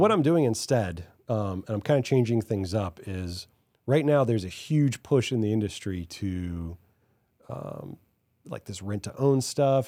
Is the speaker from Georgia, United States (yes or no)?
no; Hawaii, United States; now in Dallas, United States; I grew up in Hawaii